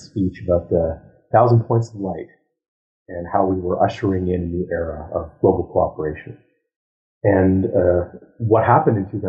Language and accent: English; Ottawa, Ontario, Canada; moved away as an adult; also born or lived in United States; So I was raised in Ottawa